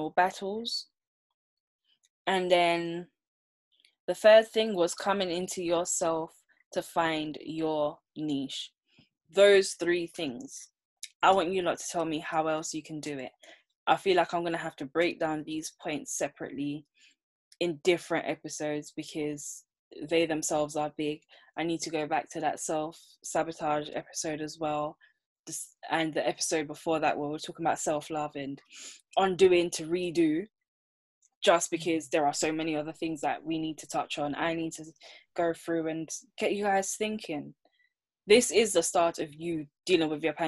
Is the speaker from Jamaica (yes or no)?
yes; Jamaica; now in United Kingdom; growing up in Jamaica